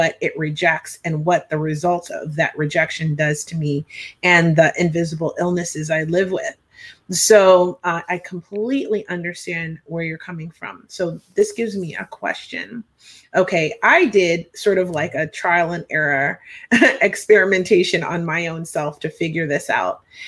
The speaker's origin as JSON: {"language": "English", "town": "Hershey", "region": "Pennsylvania", "country": "United States", "tie": "born or raised there", "said": "I grew up in Hershey, Pennsylvania."}